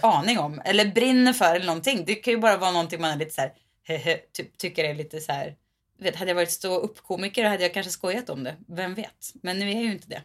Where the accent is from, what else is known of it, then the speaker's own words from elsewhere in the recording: Mariestad, Västra Götaland, Sweden; I min hemstad, Mariestad